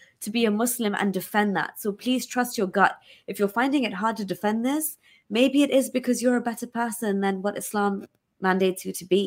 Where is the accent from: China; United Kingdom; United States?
United Kingdom; also born or lived in Pakistan; I'm still Pakistani, I'm still British